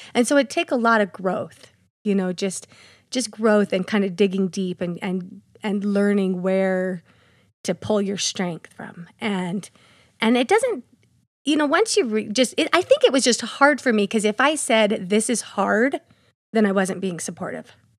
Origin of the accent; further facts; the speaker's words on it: Payson, Utah, United States; also born or lived in American Fork, Utah; I grew up actually in Payson. I was born in Payson, and when I was twelve, my parents moved to American Fork